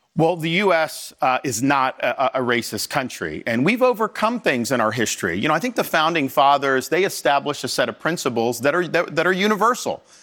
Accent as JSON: {"language": "English", "area": "Tampa Bay area", "region": "Florida", "country": "United States", "tie": "born or raised there", "said": "I was born and raised in Florida, so I grew up playing baseball. But where I grew up in the Tampa Bay area"}